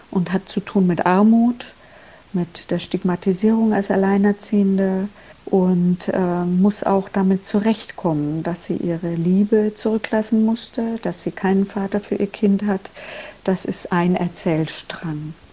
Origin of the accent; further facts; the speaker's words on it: Germany; Meine einfache Antwort war immer, na, ich bin ja Deutsche